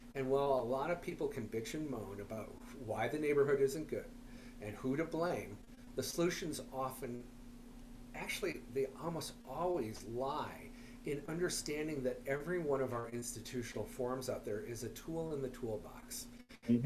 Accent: Minneapolis, Minnesota, United States; I'm from Minneapolis

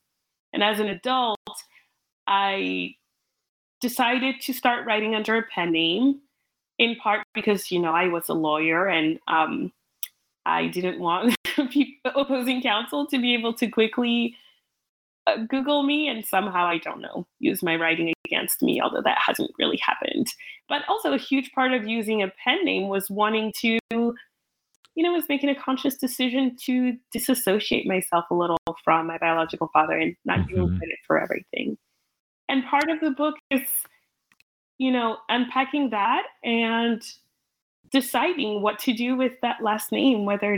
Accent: Cameroon; English is a second language; also born or lived in England; now in United States; Cameroon, but moving to England, yes, immediately I very much felt, you know, like a fish out of water. I didn't speak English. The culture was very different than French culture.

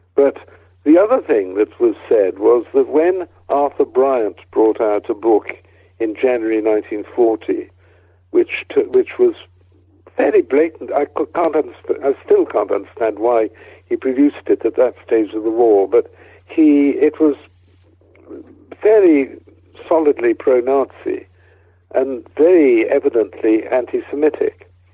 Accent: Wales, United Kingdom; moved away as an adult; I come from Wales

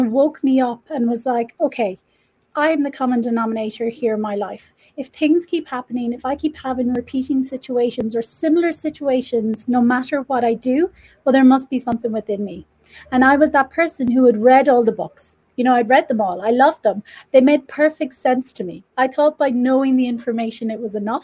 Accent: Ireland; now in Mexico; I am Irish, living in Mexico.

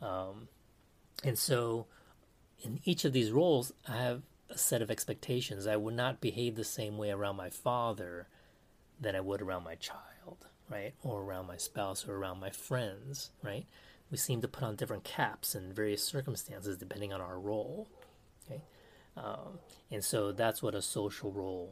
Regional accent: United States; Now I'm Taiwanese American

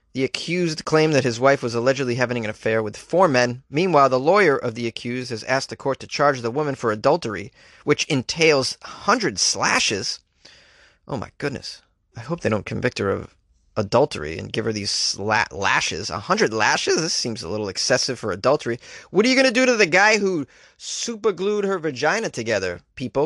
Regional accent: New England, United States; I'm from New England

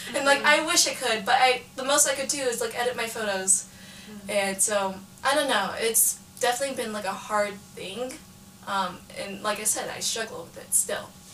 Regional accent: Antioch, California, United States; I grew up in Antioch, California, which is like East Bay area

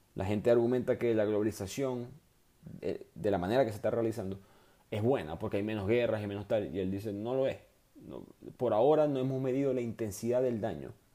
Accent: Maracaibo, Zulia, Venezuela; moved away; also born or lived in New York / Houston; yo soy de Maracaibo

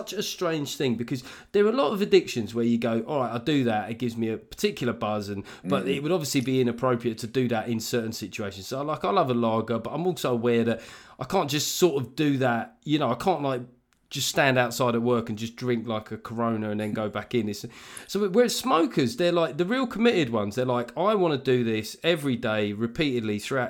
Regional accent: London, United Kingdom; you and I, growing up in South London

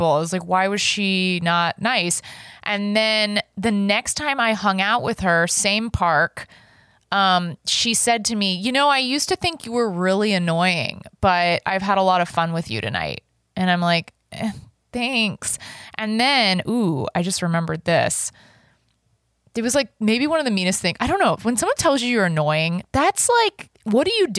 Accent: Dallas, Texas, United States; where I grew up in Dallas, Texas

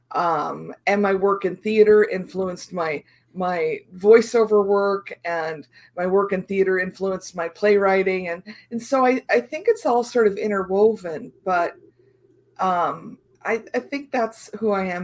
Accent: Iowa, United States; I was uh, very much rural area, right next to my grandfather's farm. Uh, had a had a creek and sort of a, a mini forest on the other side. So rural rural Iowa was was home.

